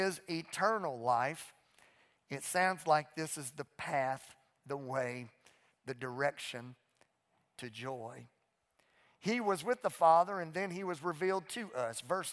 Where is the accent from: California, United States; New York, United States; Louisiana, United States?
Louisiana, United States; also born or lived in Mississippi; now in Fort Worth, United States; I was raised in Louisiana, and now I live in Texas